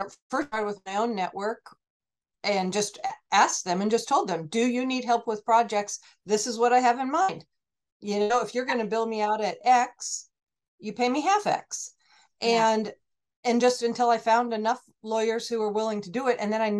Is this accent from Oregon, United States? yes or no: yes; Oregon, United States; moved away as an adult; also born or lived in California; now in Portland, United States; I'm from Oregon. I just moved here.